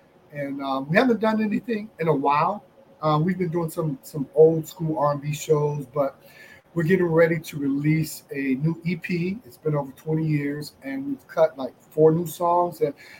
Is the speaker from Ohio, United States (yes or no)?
yes; Cleveland, Ohio, United States; now in Atlanta, United States